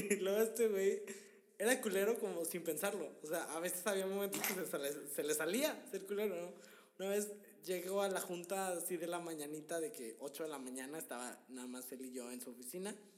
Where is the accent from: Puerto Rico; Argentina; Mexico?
Mexico; Monterrey, Nuevo León; Nosotros somos de Monterrey.